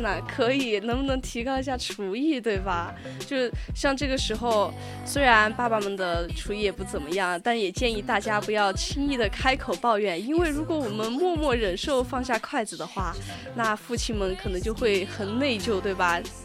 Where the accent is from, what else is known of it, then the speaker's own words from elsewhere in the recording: China; 我们中国人，不像他们西方人